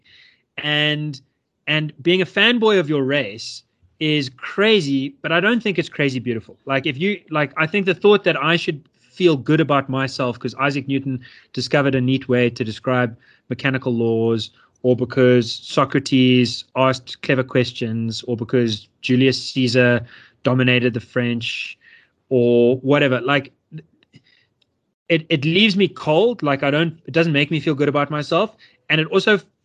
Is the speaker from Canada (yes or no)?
no; South Africa; me feel so proud to be a South African